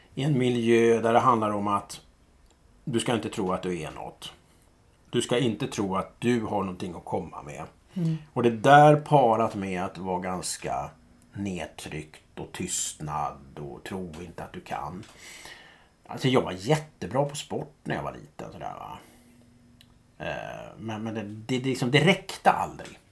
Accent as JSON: {"language": "Swedish", "town": "Stockholm", "region": "Stockholm County", "country": "Sweden", "tie": "born or raised there", "said": "jag är uppvuxen i Gubbängen."}